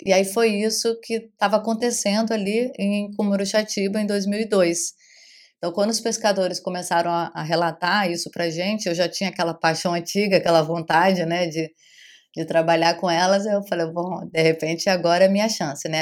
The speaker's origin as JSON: {"language": "Portuguese", "region": "Rio de Janeiro", "country": "Brazil", "tie": "born or raised there", "moved": "as an adult", "lives_now": "Arraial d'Ajuda, Brazil", "said": "eu sou carioca, né, nascida no Rio de Janeiro"}